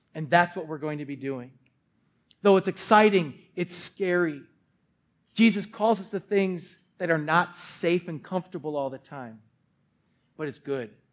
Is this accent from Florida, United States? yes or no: no; Milwaukee, Wisconsin, United States; Born and raised in Wisconsin